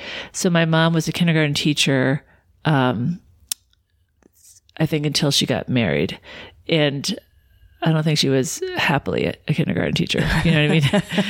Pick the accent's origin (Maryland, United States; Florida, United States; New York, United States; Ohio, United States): New York, United States; Suffern; I was born in Suffern, New York, which is a suburb maybe about 30 minutes from New York City. Mm-hmm. And yeah, born and raised there.